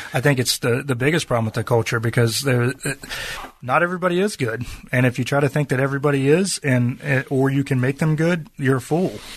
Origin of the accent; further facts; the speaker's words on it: Virginia, United States; growing up in Virginia